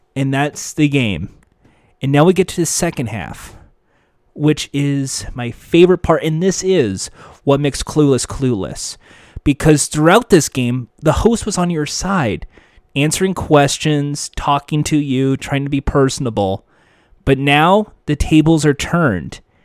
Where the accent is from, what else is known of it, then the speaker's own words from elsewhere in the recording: United States; I'm an American. Proud to be an American